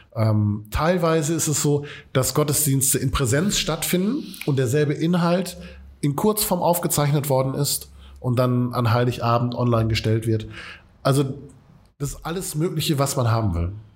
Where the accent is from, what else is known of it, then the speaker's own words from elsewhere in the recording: Essen, North Rhine-Westphalia, Germany; Wir kommen aus Katernberg